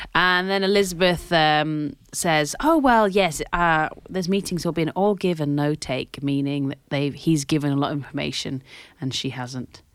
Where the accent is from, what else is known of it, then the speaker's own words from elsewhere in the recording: Scotland, United Kingdom; As I am Scottish.